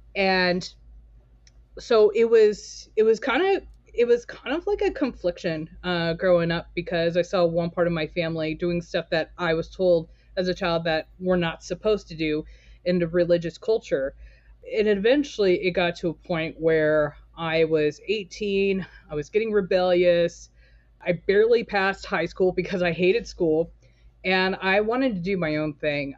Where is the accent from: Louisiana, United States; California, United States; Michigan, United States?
California, United States; Torrance; now in Portland, United States; I was born and raised in Torrance, California